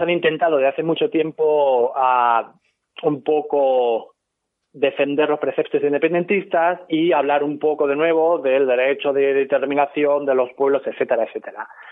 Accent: Ciudad Real, Castilla-La Mancha, Spain; moved away as an adult; now in United States

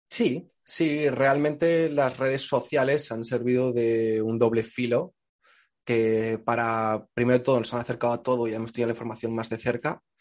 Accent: Extremadura, Spain; Pues yo soy de Extremadura, digo yo

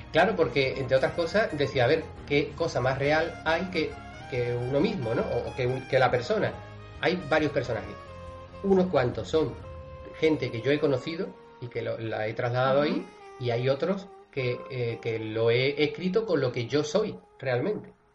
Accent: Cádiz, Andalusia, Spain; yo soy de Cádiz

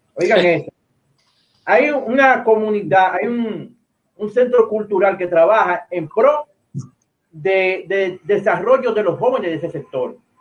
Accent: Dominican Republic; nosotros los dominicanos

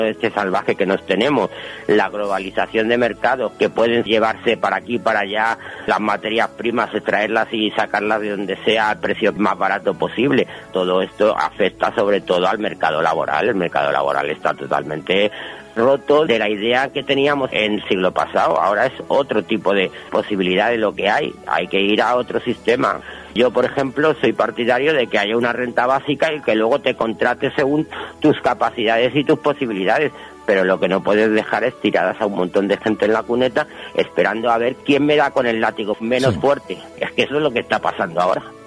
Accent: Madrid, Community of Madrid, Spain; Yo soy de Carabanchel

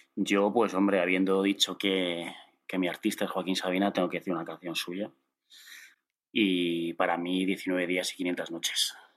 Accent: León, Castile and León, Spain; soy de León

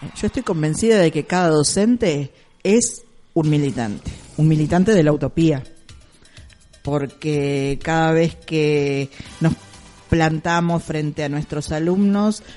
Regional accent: Argentina; nuestro país

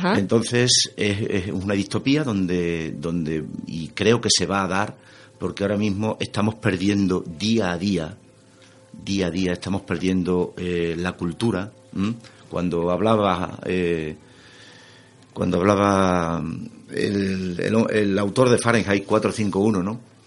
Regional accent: Extremadura, Spain; lo extremeño, a mí en cierto sentido es algo que me, que me supuso en aquel momento un pequeño lastre

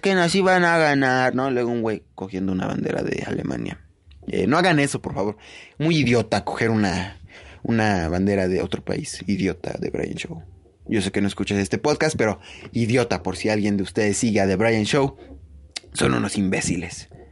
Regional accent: Mexico; nos hemos unido como mexicanos

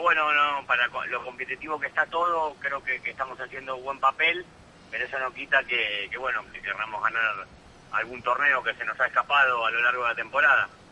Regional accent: Buenos Aires, Argentina; moved away; also born or lived in Bilbao, Spain; soy argentino y me gustaría ganar en donde nací

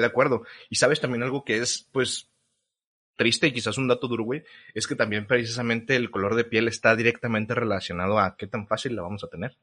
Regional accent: Mexico; nosotros como sociedad mexicana

